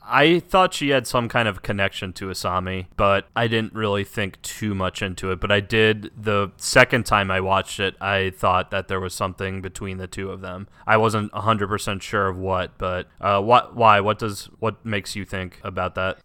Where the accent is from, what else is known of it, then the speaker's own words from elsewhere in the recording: United States; as an American who doesn't know the language